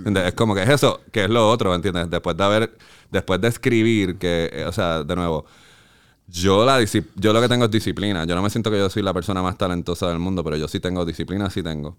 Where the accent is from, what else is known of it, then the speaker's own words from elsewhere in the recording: Carolina, Puerto Rico; moved away as an adult; also born or lived in West Covina, California; Yo soy de Carolina, de Jandir, de Country Club